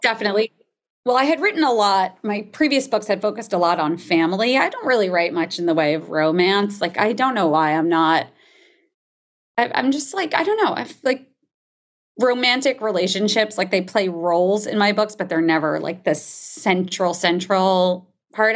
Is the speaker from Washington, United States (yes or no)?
no; New Jersey, United States; I grew up in New Jersey